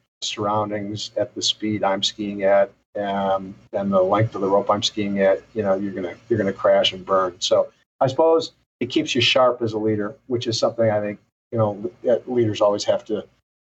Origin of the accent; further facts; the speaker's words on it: St. Paul, Minnesota, United States; I'm a native Minnesotan, born and raised in the Highland Park neighborhood of St. Paul